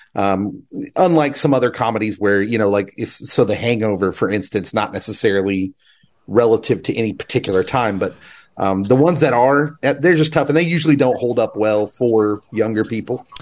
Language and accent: English; Kansas, United States; I'm from Kansas